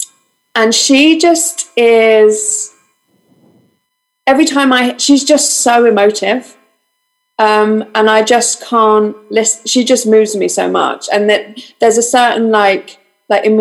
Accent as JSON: {"language": "English", "region": "London", "country": "United Kingdom", "tie": "born or raised there", "said": "I was born and raised in this exact house in North London, but I'm a Greek Cypriot"}